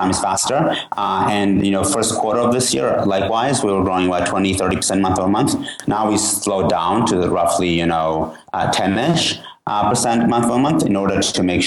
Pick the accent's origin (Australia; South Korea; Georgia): Georgia; now in United States; I'm originally from Georgia, the country